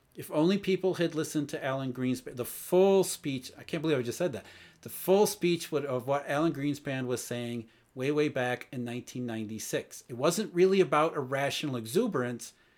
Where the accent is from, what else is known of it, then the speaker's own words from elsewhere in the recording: Rust Belt, United States; I grew up in the Rust Belt, so I saw the downside of globalization